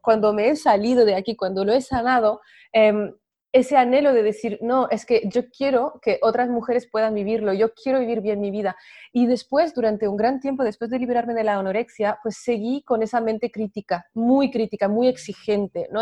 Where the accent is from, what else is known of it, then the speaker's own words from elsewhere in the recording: France; moved away; yo soy de Francia